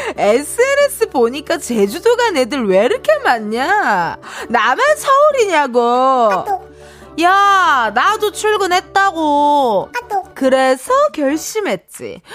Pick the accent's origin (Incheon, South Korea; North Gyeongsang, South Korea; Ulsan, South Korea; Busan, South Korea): Incheon, South Korea; 제가 인천 사람이잖아요.